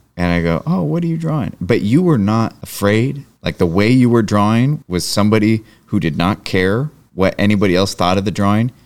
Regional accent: Marin County, California, United States; I grew up in Marin County.

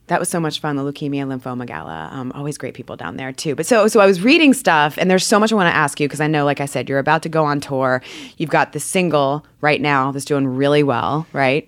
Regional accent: Northern Virginia, United States; I grew up in Northern Virginia

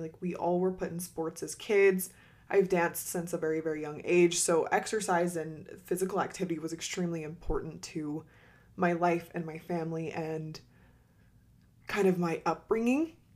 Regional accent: Utah, United States; I'm not originally from Utah, but I grew up and did all my high school years in Utah

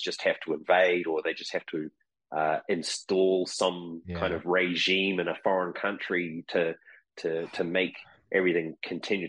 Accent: New Zealand; moved away; growing up in New Zealand, which is where I'm from originally

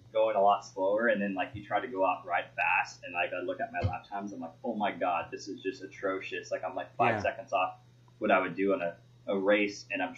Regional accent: Oregon, United States; growing up in Oregon

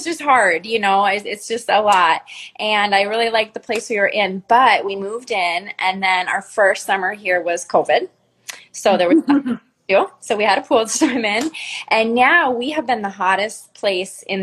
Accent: Minnesota, United States; we're both originally from Minnesota

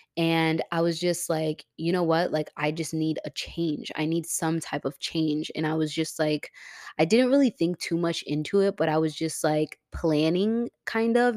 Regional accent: Tampa, Florida, United States; moved away as an adult; now in Houston, United States; my hometown is Tampa

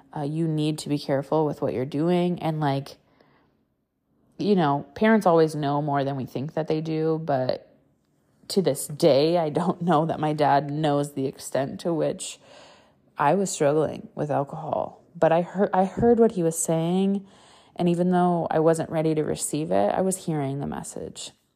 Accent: Wisconsin, United States; I grew up in the Midwest, Wisconsin, to be exact.

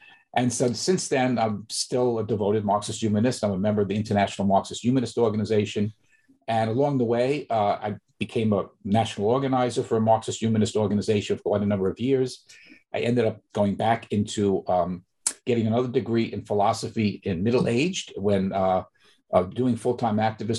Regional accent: New York City, New York, United States; Well, I'm originally from New York, growing up in the Bronx, from working class family in Bronx, New York.

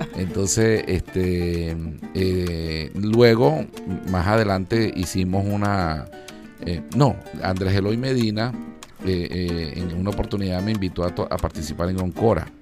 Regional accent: Margarita, Nueva Esparta, Venezuela; also born or lived in Cabimas, Zulia, Venezuela; como a las 6, 5 años, sí me fui a Margarita

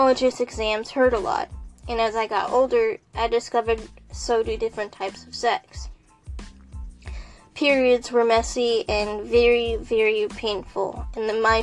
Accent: Texas, United States; I grew up in Texas

